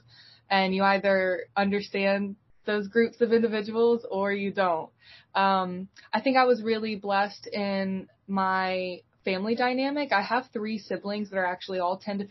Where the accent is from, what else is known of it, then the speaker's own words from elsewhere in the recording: Eastern North Carolina, United States; I'm from Eastern North Carolina